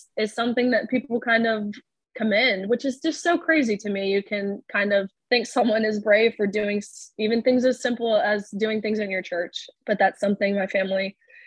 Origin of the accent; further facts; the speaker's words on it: Nashville, Tennessee, United States; now in Lexington, United States; Moving to Lexington, I wasn't obviously extremely familiar with that area as I'm from Nashville.